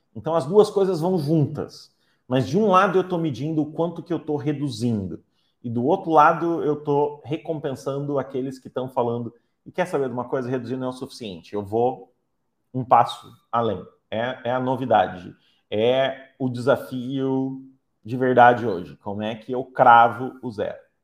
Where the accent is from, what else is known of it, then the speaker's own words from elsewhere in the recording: Curitiba, Paraná, Brazil; como paranaenses curitibanos